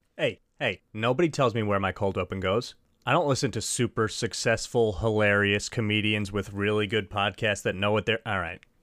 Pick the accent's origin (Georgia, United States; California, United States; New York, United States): New York, United States; Long Island; I'm from Long Island